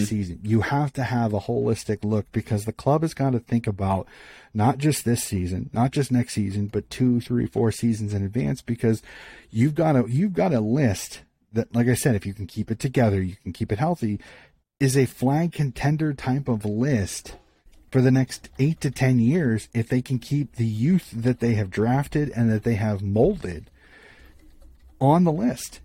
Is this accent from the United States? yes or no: yes; United States; being an American